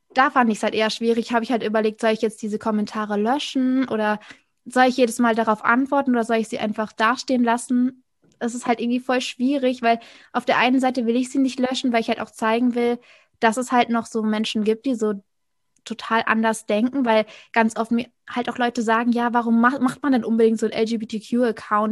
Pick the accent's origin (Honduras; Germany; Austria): Germany; Rhineland-Palatinate; moved away as an adult; also born or lived in North Sea coast; ursprünglich komme ich aus der Pfalz, dann war ich an der Nordsee